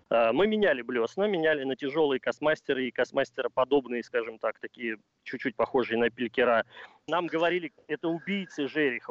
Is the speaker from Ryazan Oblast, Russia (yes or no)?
yes; Ryazan, Ryazan Oblast, Russia; я родился и вырос в городе на Оке, в городе Рязани